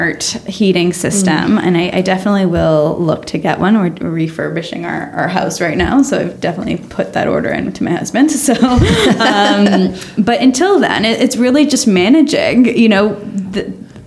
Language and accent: English; Canada; moved away; I'm from Canada